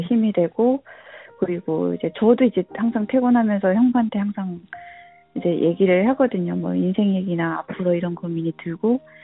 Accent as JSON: {"language": "Korean", "country": "North Korea", "also_born_or_lived": "South Korea / Philippines", "moved": "yes", "lives_now": "United States", "said": "나는 북한에서 왔는데"}